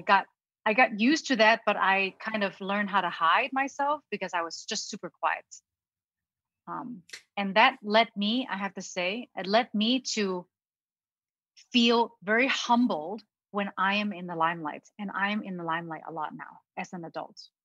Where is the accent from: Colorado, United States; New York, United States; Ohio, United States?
Ohio, United States; English is a second language; also born or lived in Hong Kong; my family immigrated to the United States in Ohio when I was 10 years old with my younger brother, who is uh, six years younger than me